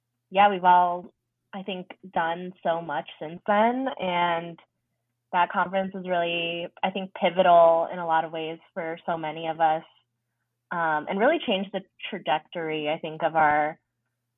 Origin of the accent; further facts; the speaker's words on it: Carol Stream, Illinois, United States; They were part of the Filipino American Association in Carroll Stream, which was our hometown.